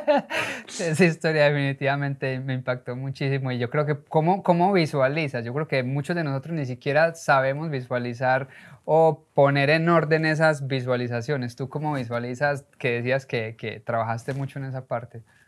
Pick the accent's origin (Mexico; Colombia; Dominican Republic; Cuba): Colombia; now in United States; Uno como latino, sobre todo como colombiano, llegué a los Estados Unidos